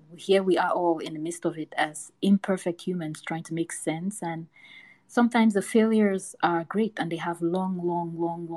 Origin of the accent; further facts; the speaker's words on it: Cameroon; moved away as an adult; now in United States; I was born and raised in Cameroon, which is a West African country. I only moved to the US when I was 20.